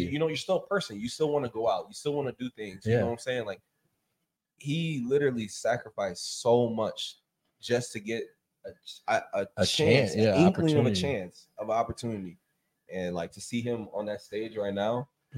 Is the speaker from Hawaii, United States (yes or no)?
no; Chicago, Illinois, United States; I'm from Chicago.